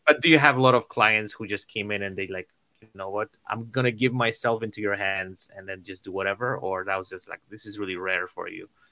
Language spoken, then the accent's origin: English; Poland; moved away; I'm originally from Poland